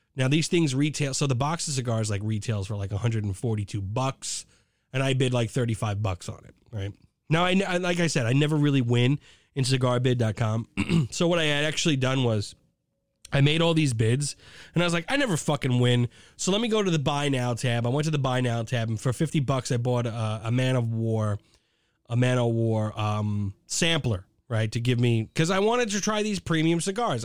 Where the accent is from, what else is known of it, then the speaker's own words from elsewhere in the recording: New York, United States; I'm from New York